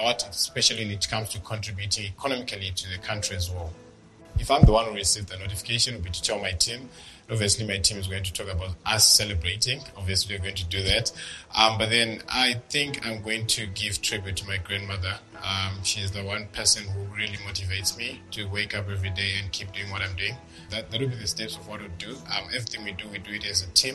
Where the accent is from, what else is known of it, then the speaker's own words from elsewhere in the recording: Zimbabwe; I'm age 26. I'm from Zimbabwe, and I'm the CEO and co-founder of FarmHard